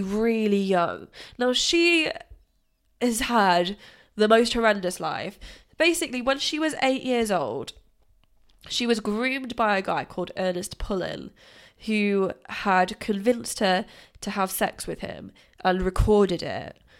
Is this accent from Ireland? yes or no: no; United Kingdom; being British